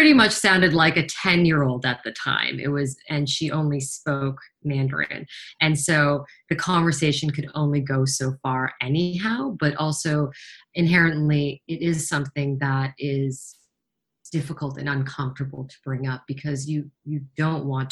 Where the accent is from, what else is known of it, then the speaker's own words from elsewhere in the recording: Toronto, Ontario, Canada; I'm from Toronto